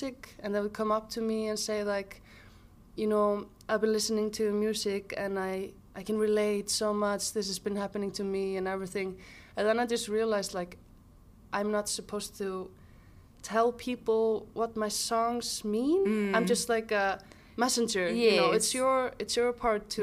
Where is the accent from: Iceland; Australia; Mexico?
Iceland; Mosfellsbær, Capital Region; born or raised there; also born or lived in Reykjavik